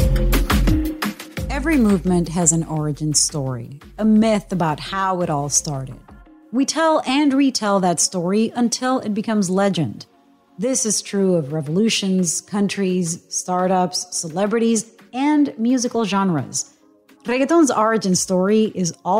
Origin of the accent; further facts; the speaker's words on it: Puerto Rico; a Boricua born and raised in Puerto Rico